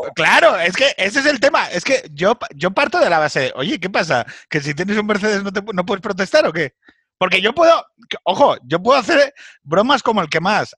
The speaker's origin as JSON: {"language": "Spanish", "region": "Asturias", "country": "Spain", "moved": "yes", "said": "yo vengo de Asturias"}